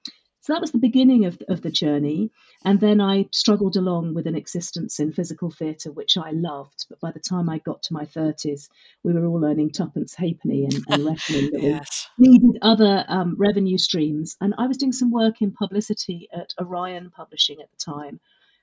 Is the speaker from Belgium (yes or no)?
yes; Brussels, Belgium; born there; also born or lived in United Kingdom; I was born in Brussels. I had always grown up sort of semi-bilingual with very Francophile British parents who were working out there. I had most of my education in the UK, but that French influence was very deep culturally.